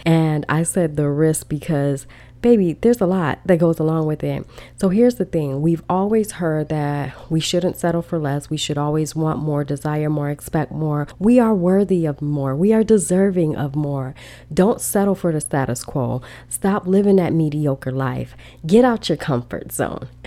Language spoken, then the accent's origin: English; Chicago, Illinois, United States; growing up in Chicago, we are freezing